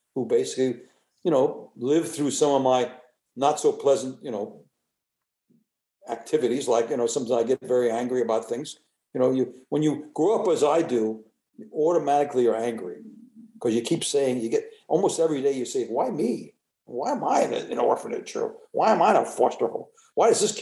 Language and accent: English; United States; I was born in the United States